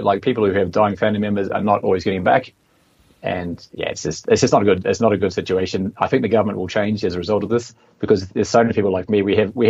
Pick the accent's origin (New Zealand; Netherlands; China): New Zealand; moved away as an adult; also born or lived in Australia / Vietnam; now in Mexico; my home country of New Zealand